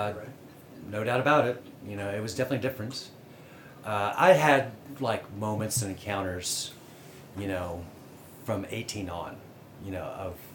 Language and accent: English; Roanoke, Virginia, United States; moved away; also born or lived in North Carolina; I was born and raised in Roanoke, Virginia. Moved to North Carolina